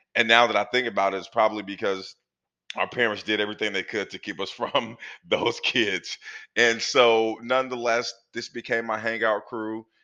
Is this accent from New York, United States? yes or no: no; Portland, Oregon, United States; I grew up in Northeast Portland in the 80s